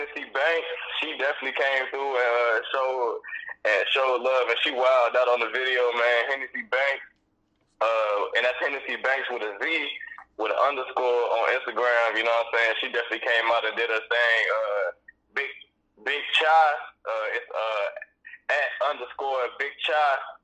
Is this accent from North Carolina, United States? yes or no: yes; Greensboro, North Carolina, United States; I'm from Carolina, man. High Point, Greensboro